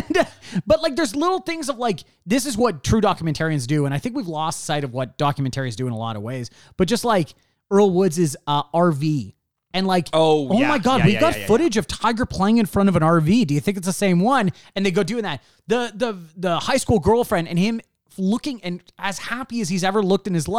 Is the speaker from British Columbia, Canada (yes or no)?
no; Toronto, Ontario, Canada; we are from Toronto